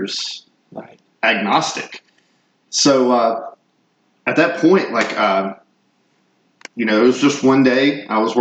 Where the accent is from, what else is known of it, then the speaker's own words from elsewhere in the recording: North Mississippi, United States; I grew up in North Mississippi